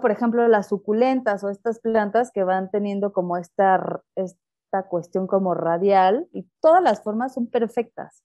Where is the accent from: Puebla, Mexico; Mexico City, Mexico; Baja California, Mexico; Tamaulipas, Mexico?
Mexico City, Mexico; soy de la Ciudad de México